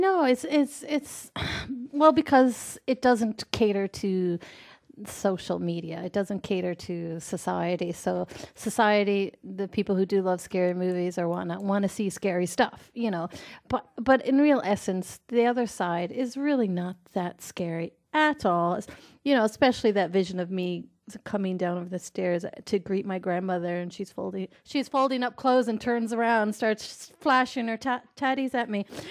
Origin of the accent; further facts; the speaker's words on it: Newfoundland and Labrador, Canada; moved away as an adult; also born or lived in west coast of Canada; I'm from Newfoundland, Canada. And in Newfoundland, we have a lot of slang words